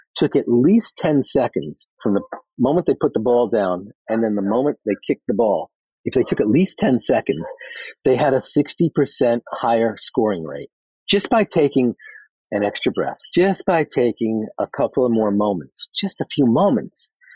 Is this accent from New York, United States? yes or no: yes; New York City, New York, United States; I'm from Queens